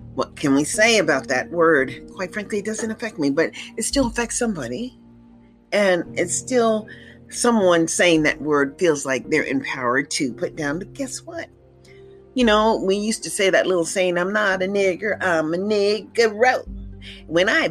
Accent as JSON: {"language": "English", "country": "United States", "said": "as Black Americans"}